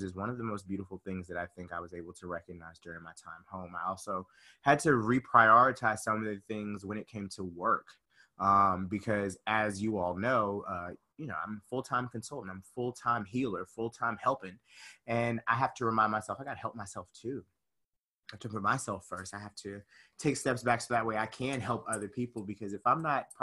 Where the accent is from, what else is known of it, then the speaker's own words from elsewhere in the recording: Conyers, Georgia, United States; moved away; I'm from Conyers, Georgia, really small city, about 35, 40 minutes outside of Atlanta